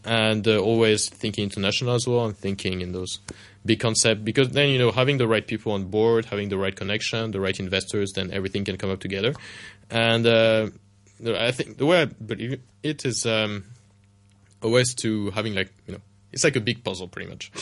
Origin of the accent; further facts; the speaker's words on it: Paris, Île-de-France, France; moved away; I grew up in Paris myself, in France